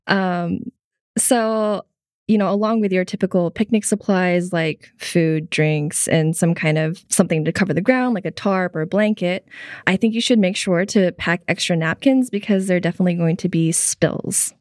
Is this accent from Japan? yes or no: yes; Tokyo, Japan; I grew up in Tokyo.